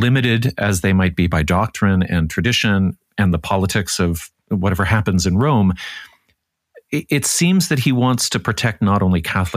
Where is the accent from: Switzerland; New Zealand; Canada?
Canada; being Canadian